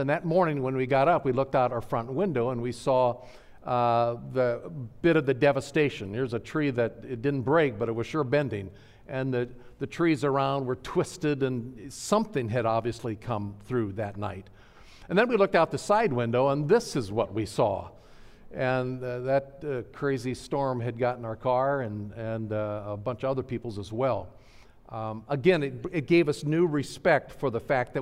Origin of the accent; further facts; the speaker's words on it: Nebraska, United States; moved away as an adult; growing up in Nebraska